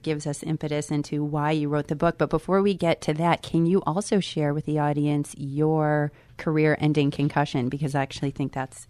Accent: Chicago, Illinois, United States; I'm from Chicago, so I'm a diehard Bear fan.

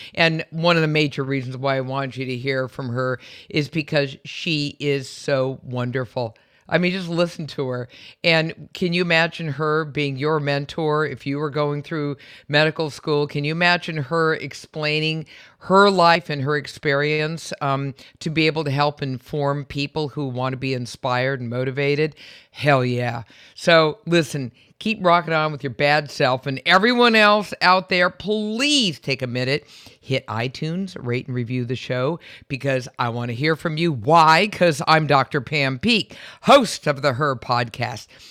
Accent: San Francisco, California, United States; moved away as an adult; also born or lived in Berkeley, California / Midwest / Washington D.C.; I'm from San Francisco.

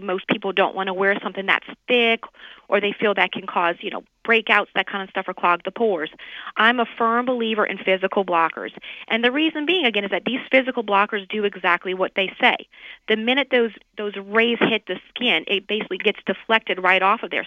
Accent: New Orleans, Louisiana, United States; moved away as an adult; now in Miami, United States; I'm originally from New Orleans, but you know, I I've been in Miami down in Florida for almost like 15 years.

